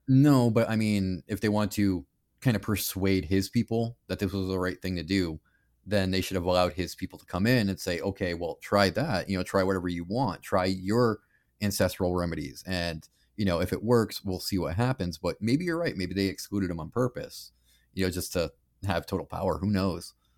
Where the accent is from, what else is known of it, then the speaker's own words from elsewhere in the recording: Canada; I'm Canadian